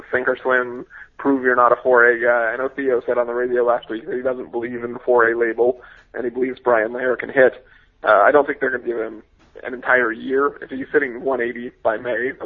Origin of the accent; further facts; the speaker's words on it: Seattle, Washington, United States; growing up in Seattle